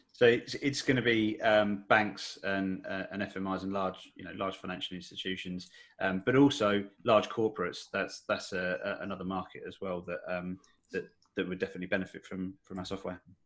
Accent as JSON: {"language": "English", "area": "Essex, near Colchester", "region": "East of England", "country": "United Kingdom", "tie": "born or raised there", "said": "in in Essex, uh, so near near Colchester, basically."}